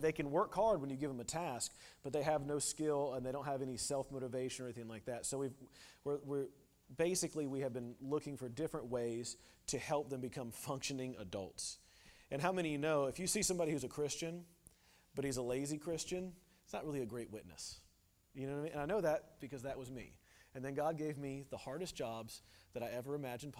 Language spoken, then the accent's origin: English; United States; moved away; I'm an American